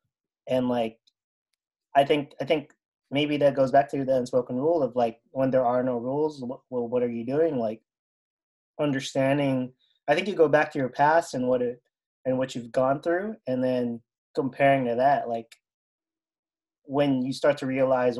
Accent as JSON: {"language": "English", "country": "Philippines", "tie": "born or raised there", "moved": "yes", "lives_now": "United States", "said": "I grew up in the Philippines"}